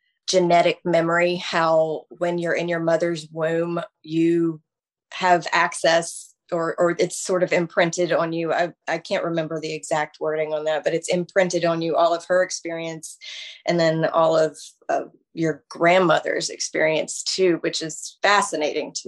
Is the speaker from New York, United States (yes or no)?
no; Charlotte, North Carolina, United States; moved away as an adult; also born or lived in Union County, North Carolina / Raleigh, North Carolina / Rock Hill, South Carolina; now in Louisville, United States; So I was born and raised in the Charlotte metro area.